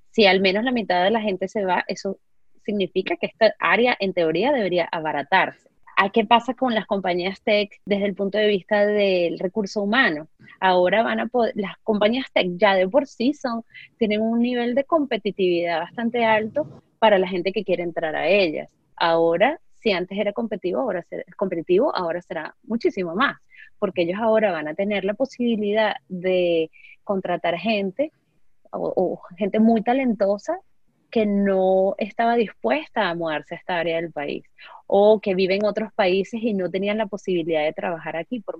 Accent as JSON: {"language": "Spanish", "country": "Spain", "moved": "as an adult", "lives_now": "United States", "said": "Yo vengo de, vengo de España, dejé a mí, por pensar en amigos que, que están acá, que son españoles, dejé a mi familia hace unos 5 o 6 años."}